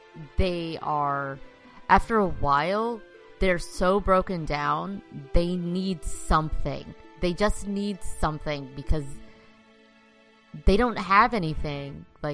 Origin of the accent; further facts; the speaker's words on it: Dallas, Texas, United States; I'm in Dallas